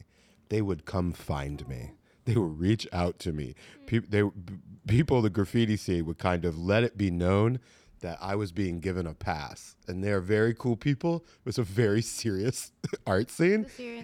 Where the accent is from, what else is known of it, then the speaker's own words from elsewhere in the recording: South Florida, United States; I'm from South Florida